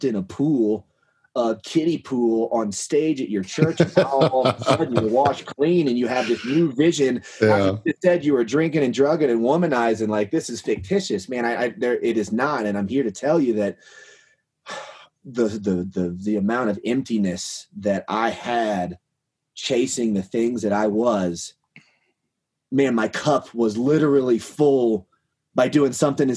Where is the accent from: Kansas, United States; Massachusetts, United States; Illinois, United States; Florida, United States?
Kansas, United States; now in Colorado, United States; I grew up in Kansas, so I'm used to quail and pheasant and cut corn